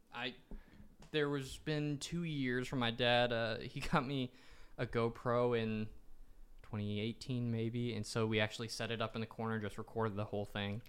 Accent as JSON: {"language": "English", "town": "Nashville", "region": "Tennessee", "country": "United States", "tie": "born or raised there", "said": "growing up in Nashville, everyone in my family is a musician"}